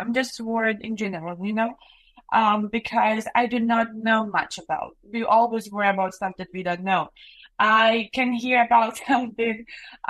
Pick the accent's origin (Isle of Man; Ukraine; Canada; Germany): Ukraine; English is a second language; moved away